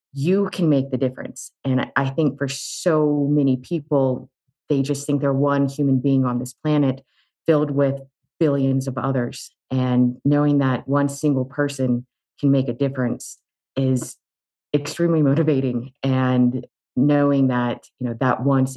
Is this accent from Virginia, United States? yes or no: yes; Charlottesville, Virginia, United States; I grew up in Charlottesville, Virginia.